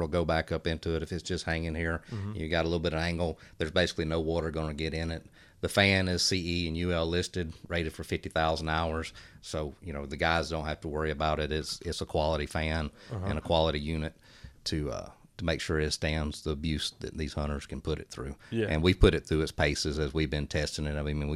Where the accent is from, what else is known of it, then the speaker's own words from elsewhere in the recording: South Georgia, United States; I grew up in South Georgia